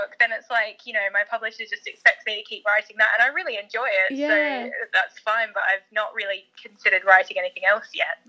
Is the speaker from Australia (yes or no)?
yes; Australia; accent: Australian; also born or lived in South Africa / United Kingdom / Canada; And I was born in South Africa, but grew up in Australia, and I've lived in Canada, and now I live here.